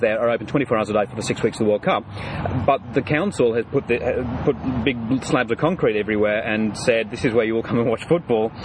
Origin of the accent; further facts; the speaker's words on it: England, United Kingdom; now in Brisbane, Australia; I was born in the United Kingdom. I was born in England